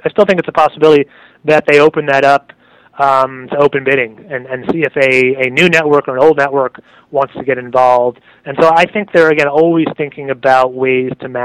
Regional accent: New York, United States; I'm a New Yorker

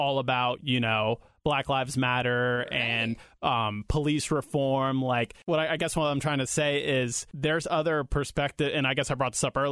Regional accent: New York, United States; now in Ohio, United States; I was born in New York and lived there up until 9/11

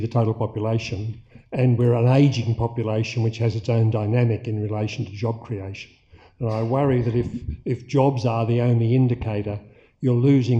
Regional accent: Launceston, Tasmania, Australia; I'm from Launceston.

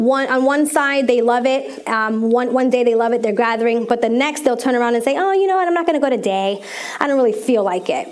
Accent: New York, United States; moved away as an adult; now in Maryland, United States; I'm from New York, New Yorkerican

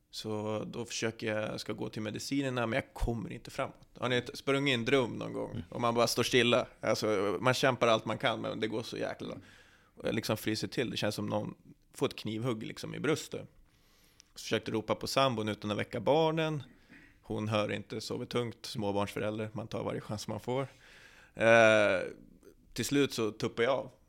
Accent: Norrland, Sweden; Jag är från Norrland, då, då biter man ihop.

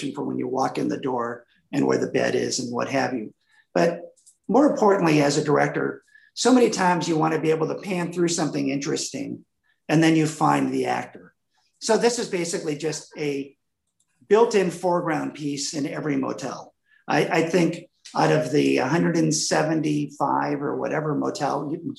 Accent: Wisconsin, United States; moved away; I grew up in Wisconsin

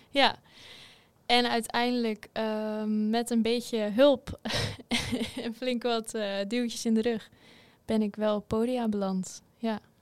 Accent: Assendelft, North Holland, Netherlands; moved away as an adult; also born or lived in Wageningen; now in Huissen, Netherlands; Ik kom uit Ozaan en dat ligt bij Amsterdam in de buurt. Daar ben ik opgegroeid

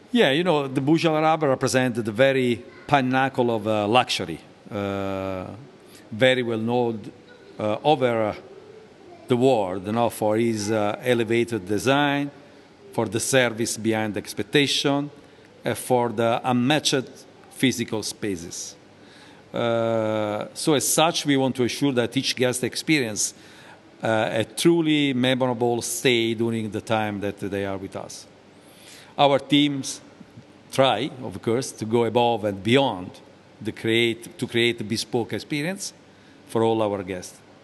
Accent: Naples, Campania, Italy; moved away; I was born in Naples, uh, a beautiful city in the south of uh, Italy.

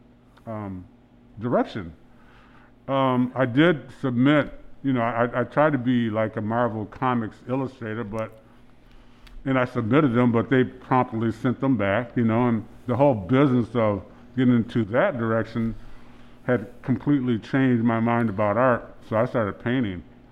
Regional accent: Benton Harbor, Michigan, United States; moved away as an adult; now in Lansing, United States; I'm originally from Benton Harbor and St. Joe area

